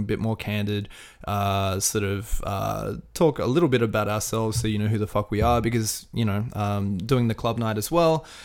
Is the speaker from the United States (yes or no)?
no; Australia; being Australian